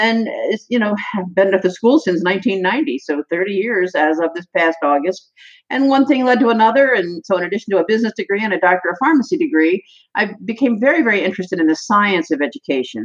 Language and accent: English; Annapolis, Maryland, United States; also born or lived in Kent Island, Maryland; I was born in Annapolis, Maryland, where I lived all of my life until 5 years ago